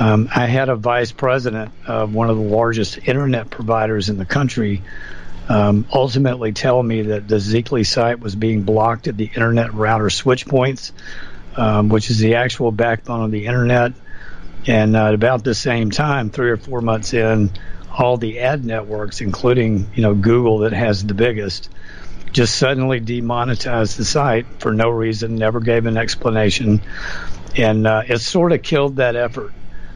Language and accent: English; United States; this frustrated me as an American.